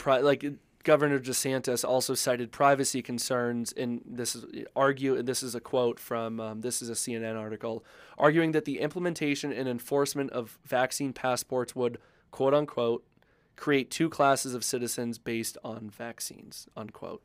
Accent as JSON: {"language": "English", "region": "Maine", "country": "United States", "tie": "born or raised there", "moved": "yes", "lives_now": "Colorado, United States", "said": "I grew up in Maine"}